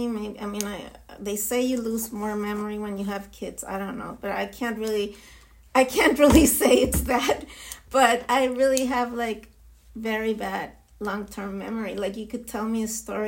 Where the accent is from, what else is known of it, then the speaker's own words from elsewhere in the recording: Santiago, Santiago Metropolitan Region, Chile; English is a second language; moved away as an adult; also born or lived in Israel / New York City / London / San Francisco; now in Miami, United States; I was born and raised in Santiago